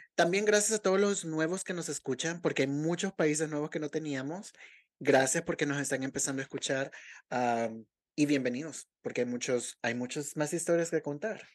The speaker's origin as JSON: {"language": "Spanish", "country": "El Salvador"}